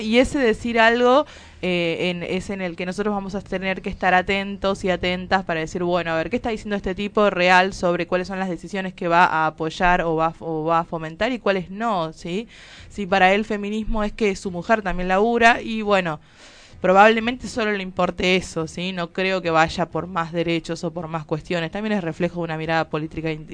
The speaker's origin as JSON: {"language": "Spanish", "region": "Tucumán", "country": "Argentina", "moved": "yes", "said": "como soy tucumana"}